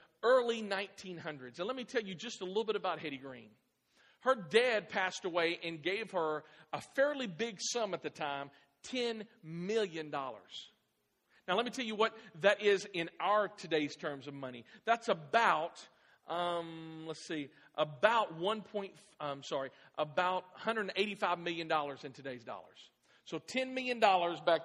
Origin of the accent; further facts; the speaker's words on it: Clarksville, Tennessee, United States; moved away; also born or lived in Midwest; when we moved from the Midwest to Clarksville. I was born here. And we moved back to Clarksville in 2006